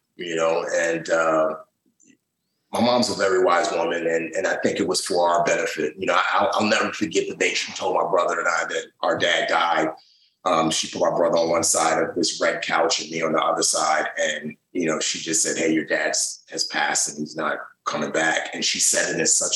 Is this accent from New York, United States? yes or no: yes; New York City, New York, United States; moved away; also born or lived in Lagos, Nigeria; I'm from the Bronx.